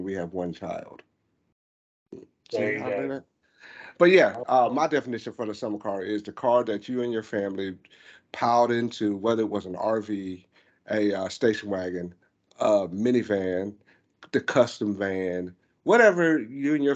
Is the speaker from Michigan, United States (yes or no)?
no; Myrtle Beach, South Carolina, United States; I grew up in Myrtle Beach